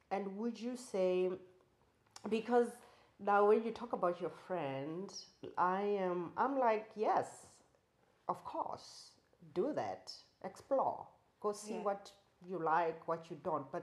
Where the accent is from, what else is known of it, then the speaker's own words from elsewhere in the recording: South Africa; I'm South African. I grew up under apartheid.